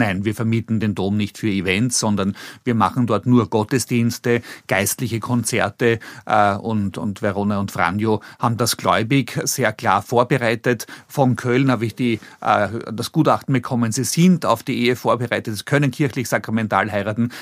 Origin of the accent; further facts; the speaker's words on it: Vienna, Austria; accent: Meidlinger L; Ich bin vor 58 Jahren in Wien geboren worden äh, im Gemeindebau groß geworden